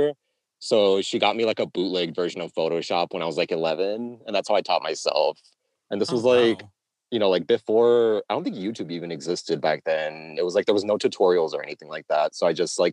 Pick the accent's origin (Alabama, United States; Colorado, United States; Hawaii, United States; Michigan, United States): Hawaii, United States; moved away as an adult; also born or lived in California / Chicago / Oahu; I'm born and raised here. Okay. And I lived here until I was 18